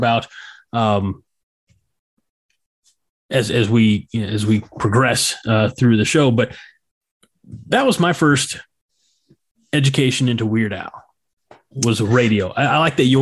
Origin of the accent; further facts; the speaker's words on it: St. Louis, Missouri, United States; growing up in the St. Louis area, we had a radio station that I listened